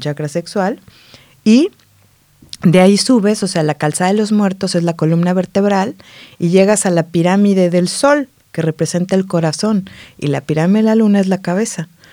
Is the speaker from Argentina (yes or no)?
no; Morelos, Mexico; moved away as an adult; now in Barcelona, Spain; vengo de Morelos, en México